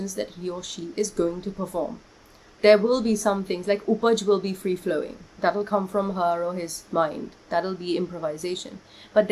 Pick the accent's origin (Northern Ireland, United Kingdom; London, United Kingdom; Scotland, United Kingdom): London, United Kingdom; moved away as an adult; also born or lived in Kolkata, India; now in India; I was born in Kolkata, and then I moved to London when I was, like, 5.5, 6 years old